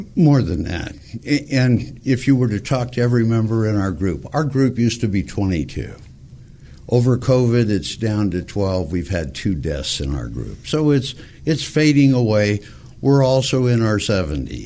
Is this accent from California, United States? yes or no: yes; Montebello, California, United States; I grew up in Montebello, California, went to a Catholic school for eight years